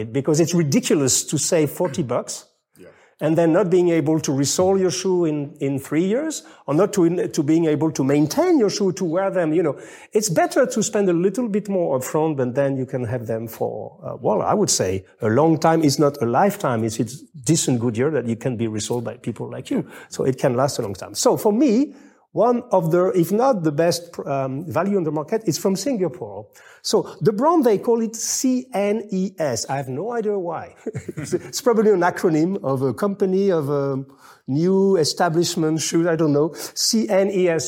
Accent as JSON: {"language": "English", "country": "France", "second_language": "English", "said": "I'm French"}